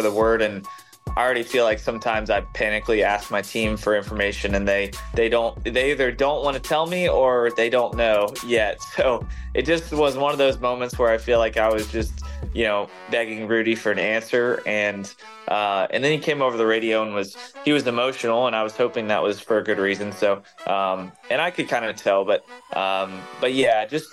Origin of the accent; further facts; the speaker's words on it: Charlotte, North Carolina, United States; growing up in Charlotte as a Charlotte kid